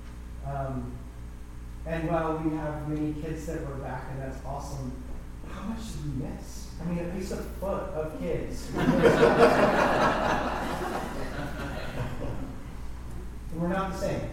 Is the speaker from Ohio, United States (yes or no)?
yes; Gambier, Ohio, United States; moved away as an adult; now in Hinesburg, United States; I grew up in Gander, Ohio, on a dairy farm